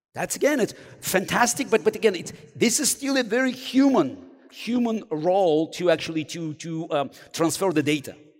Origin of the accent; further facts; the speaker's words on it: Baku, Azerbaijan; English is a second language; moved away; I grew up in Baku